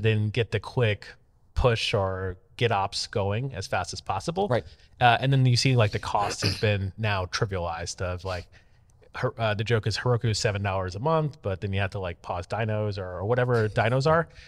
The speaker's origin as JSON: {"language": "English", "town": "Tampa", "region": "Florida", "country": "United States", "tie": "born or raised there", "said": "Tampa, Florida, where my hometown"}